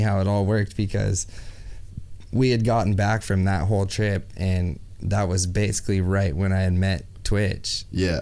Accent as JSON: {"language": "English", "area": "Central Coast", "region": "California", "country": "United States", "tie": "born or raised there", "said": "close to my hometown where I grew up. Yeah, right. And on the Central Coast in California"}